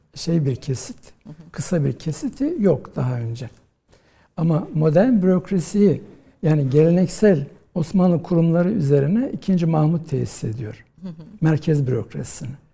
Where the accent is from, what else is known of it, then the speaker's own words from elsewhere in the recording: Rize, Rize Province, Turkey; moved away as an adult; also born or lived in Istanbul; Ben e, Rize'de doğdum. E, 1963 yılında. Ve e, ilkokulu, ortaokulu, liseyi Rize'de okudum.